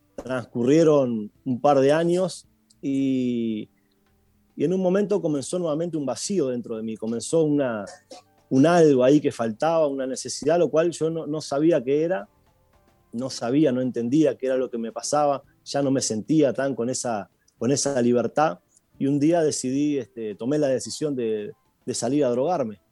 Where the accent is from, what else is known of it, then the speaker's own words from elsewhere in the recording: Uruguay; also born or lived in Buenos Aires, Argentina; yo nací en Buenos Aires, eh, mis padres se separaron, yo tenía dos años, mi madre tuvo que a causa del divorcio y de la situación venirse para Uruguay